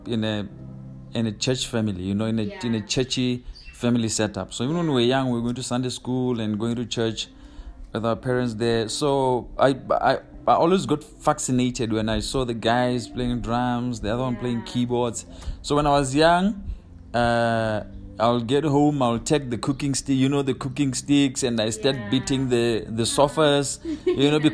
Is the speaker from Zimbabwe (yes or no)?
yes; Bulawayo, Zimbabwe; moved away as an adult; now in Botswana; I was born and raised in Bulawayo, Zimbabwe